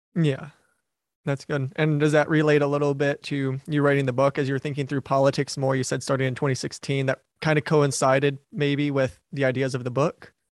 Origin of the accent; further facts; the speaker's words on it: Wayne County, Michigan, United States; moved away; my parents still live where I grew up in Wayne County, which is the county where Detroit is in Michigan